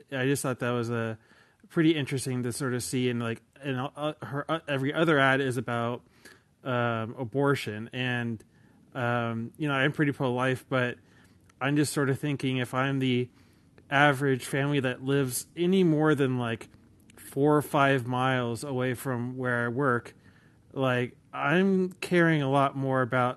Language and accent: English; California, United States; as a Californian